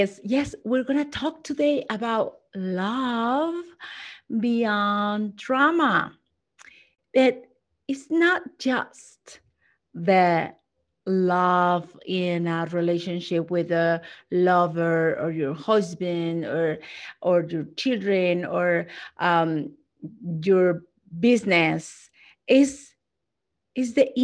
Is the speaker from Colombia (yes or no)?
no; Mexico; I'm not just Latina, I'm from Mexico.